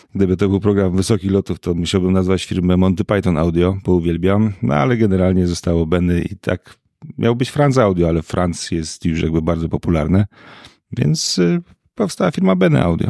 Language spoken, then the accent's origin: Polish; Piekary Śląskie, Silesian Voivodeship, Poland; born or raised there